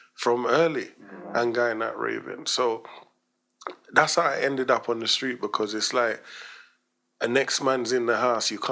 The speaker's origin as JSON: {"language": "English", "region": "London", "country": "United Kingdom", "tie": "born or raised there", "also_born_or_lived": "Jamaica", "said": "I grew up in Stoke Newton behind the police station"}